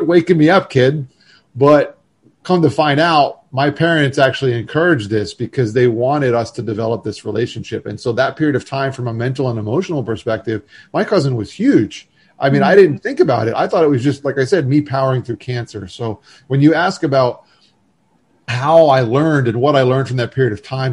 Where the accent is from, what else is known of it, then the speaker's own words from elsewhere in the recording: Florida, United States; moved away; I was from Florida and had moved back for grad school